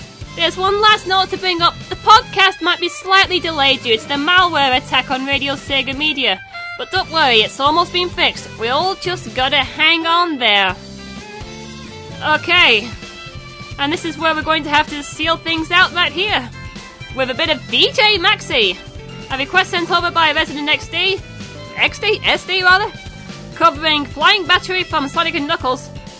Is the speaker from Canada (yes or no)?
no; the north of England, United Kingdom; I'm from the north of England, although I don't really sound like a northerner.